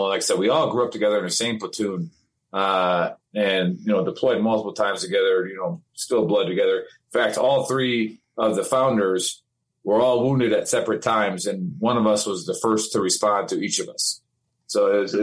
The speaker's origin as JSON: {"language": "English", "region": "Wisconsin", "country": "United States", "said": "I'm from Wisconsin"}